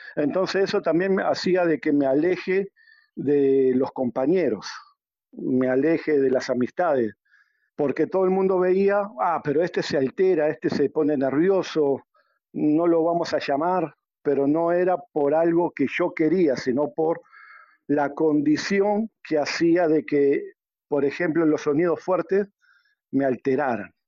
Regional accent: Uruguay; moved away as an adult; now in Peru; yo soy de Uruguay y radico en el Perú hace más de catorce años

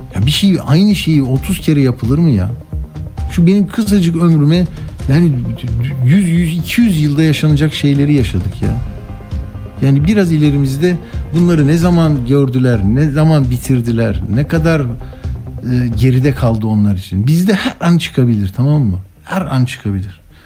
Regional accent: Istanbul, Turkey; ben İstanbullu olarak

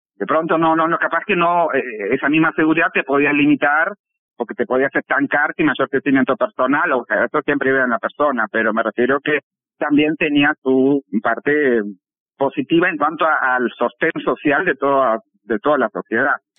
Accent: Moscow, Russia; moved away as an adult; now in Uruguay; soy nacida en Moscú, soy este, moscovita, de nacimiento, de crianza y de sentimiento, digamos, y viví hasta el año 88. Me fui con 22, casi 23 años para acá, para Uruguay

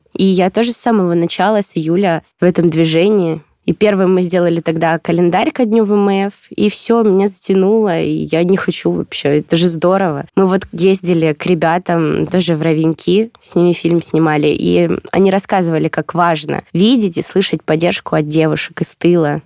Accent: Belgorod Oblast, Russia; я родом тоже из Белгородской области

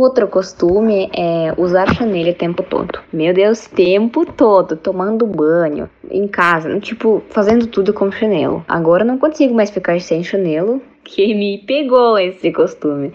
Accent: Kazan, Tatarstan, Russia; Portuguese is a second language; moved away as an adult; now in Paraná, Brazil; sou da Rússia, da cidade Kazan, que localiza na República Tataristão

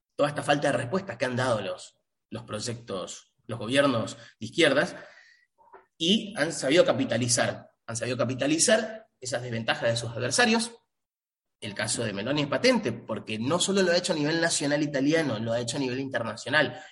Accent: Argentina; Argentina, por ejemplo, de donde provengo, de donde soy, donde aún vivo

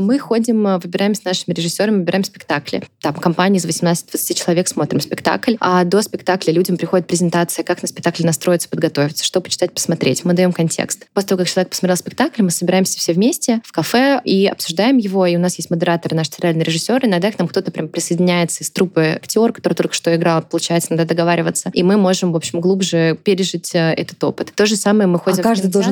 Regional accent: Tambov, Tambov Oblast, Russia; moved away; я из Тамбова сама

